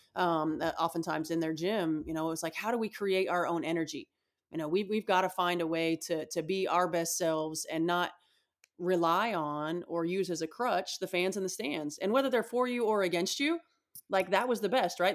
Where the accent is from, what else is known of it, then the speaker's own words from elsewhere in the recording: Indiana, United States; growing up in Indiana